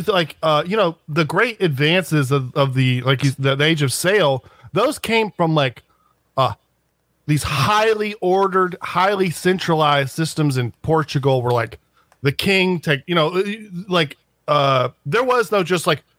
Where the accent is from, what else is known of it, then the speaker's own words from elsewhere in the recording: United States; because we're American